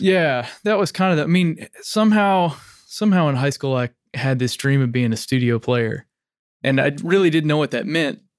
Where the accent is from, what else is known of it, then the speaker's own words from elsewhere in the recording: Arkansas, United States; moved away as an adult; also born or lived in Tennessee; now in Nashville, United States; I grew up in Arkansas and, uh, a small town